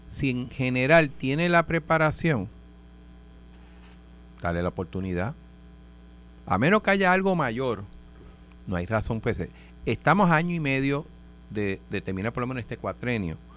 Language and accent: Spanish; Río Piedras, Puerto Rico; yo soy del Ducado de, de Sevilla de Río Piedra